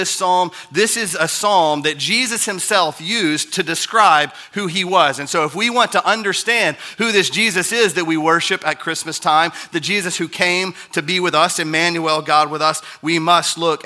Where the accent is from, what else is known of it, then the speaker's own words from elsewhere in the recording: United States; I'm an American